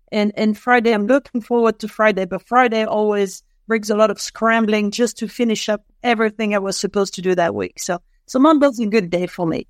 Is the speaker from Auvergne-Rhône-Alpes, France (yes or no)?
yes; Lyon, Auvergne-Rhône-Alpes, France; English is a second language; moved away as an adult; also born or lived in London; now in Boulder, United States; in France, in Lyon, which happens to be my hometown